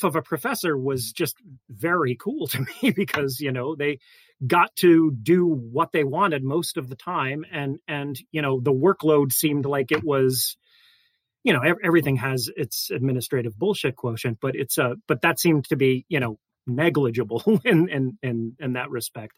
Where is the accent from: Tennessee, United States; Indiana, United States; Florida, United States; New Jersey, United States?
Florida, United States; South; moved away as an adult; also born or lived in Chicago; I grew up in South Florida and I went to undergrad there